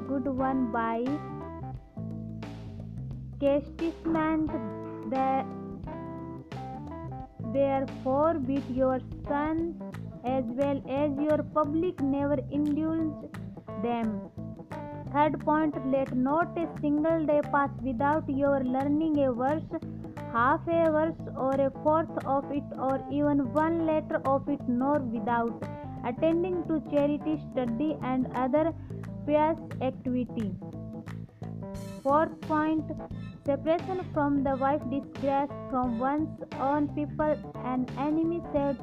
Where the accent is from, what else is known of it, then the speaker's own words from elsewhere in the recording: India; I am from India.